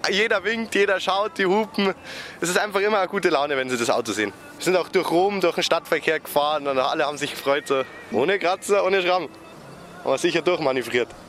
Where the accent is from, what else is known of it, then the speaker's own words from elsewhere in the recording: Feldkirchen-Westerham, Bavaria, Germany; Ich komme aus Feldkirchen-Westam